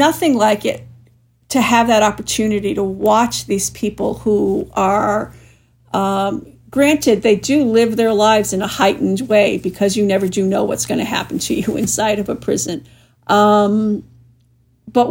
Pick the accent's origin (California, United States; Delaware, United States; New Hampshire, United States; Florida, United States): New Hampshire, United States; my home state of New Hampshire